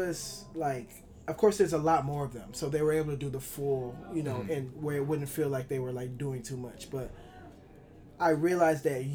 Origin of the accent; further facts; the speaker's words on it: Chicago, Illinois, United States; I'm from Chicago